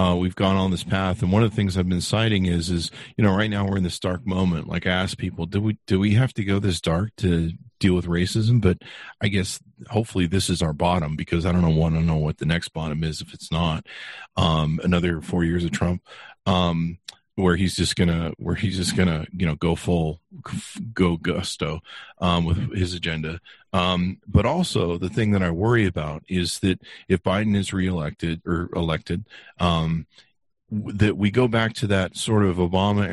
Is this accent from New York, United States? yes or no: no; California, United States; now in Utah, United States; I grew up in California